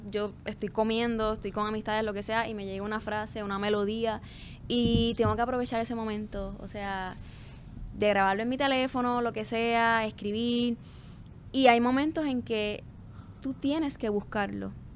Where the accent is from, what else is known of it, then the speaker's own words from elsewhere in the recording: Corozal, Puerto Rico; vengo de Corozal, que yeah. mi pueblo, o sea, allí la cultura musical es bien rica